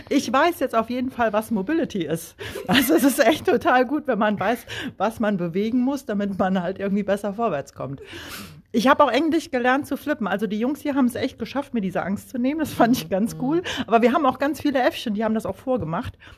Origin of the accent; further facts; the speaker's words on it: Bavaria, Germany; ich würde mir als äh, Bayer, wie, wenn man es noch nicht gehört hat, doch gerne Berge wünschen.